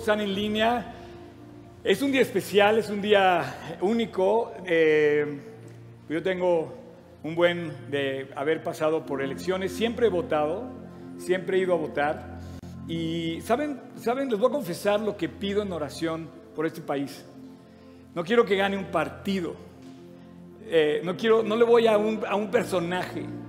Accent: Mexico; aquí en México pisando esta nación donde tú permitiste que naciéramos

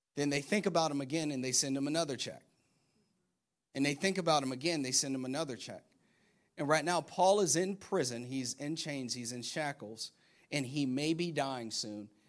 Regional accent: Florida, United States; moved away; I'm from Florida

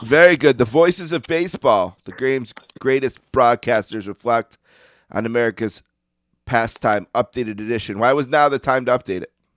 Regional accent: Buffalo, New York, United States; I grew up in Buffalo, New York. I still live here

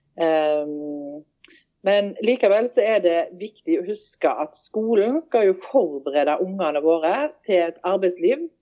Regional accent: Haugesund, Rogaland, Norway; moved away as an adult; now in Stord, Norway; jeg er født og oppvokst i Haugesund

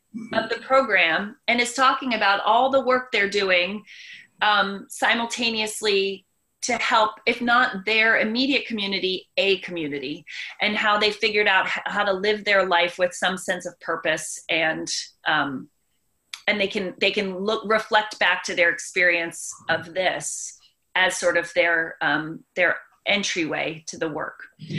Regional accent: Baltimore, Maryland, United States; also born or lived in Chapel Hill, North Carolina; now in Washington DC suburbs, United States; Anybody who knows me knows I'm from Baltimore.

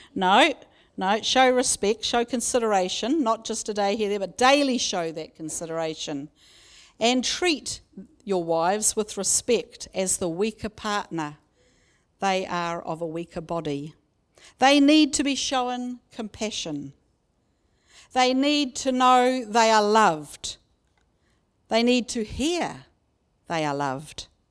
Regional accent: Raglan, Waikato, New Zealand; My family, growing up in Kaurawa near Raglan, lived only a few minutes away from my auntie and uncle and cousins.

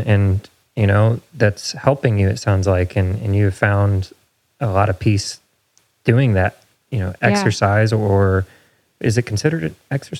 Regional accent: Indiana, United States; born or raised there; now in Nashville, United States

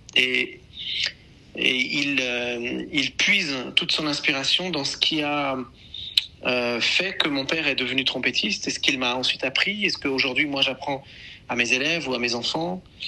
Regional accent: Beirut, Beirut Governorate, Lebanon; now in France; Je suis né à Beyrouth, euh, je passe énormément de temps à Beyrouth depuis de nombreuses années

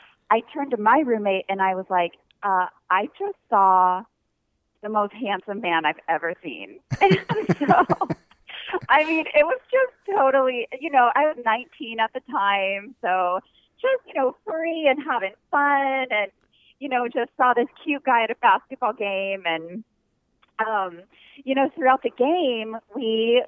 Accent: Pollock Pines, California, United States; moved away as an adult; also born or lived in Provo, Utah; now in Oahu, United States; we're actually both from California

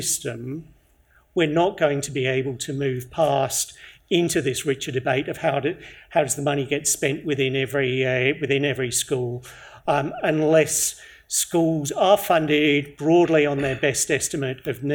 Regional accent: Victoria, Australia; I'm from Victoria

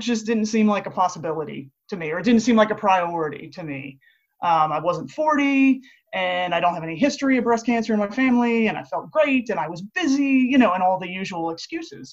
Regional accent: Latrobe, Pennsylvania, United States; moved away as an adult; also born or lived in Pittsburgh, Pennsylvania / Philadelphia, Pennsylvania; now in Tampa, United States; I grew up in Latrobe, Pennsylvania, which most people know as Mr. Rogers' neighborhood.

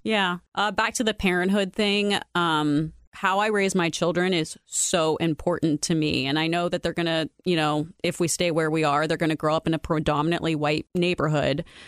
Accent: Youngstown, Ohio, United States; moved away as an adult; also born or lived in Columbus, Ohio; now in Dublin, United States; I grew up in Youngstown in a predominantly black neighborhood, a poor neighborhood.

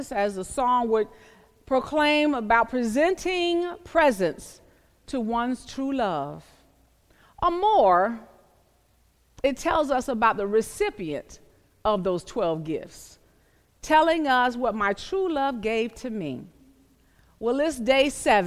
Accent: the South, Southern United States, United States; I grew up in the South

